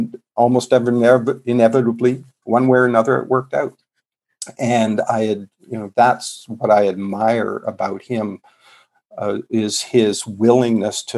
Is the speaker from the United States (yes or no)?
no; Canada; moved away; I'm a Canadian originally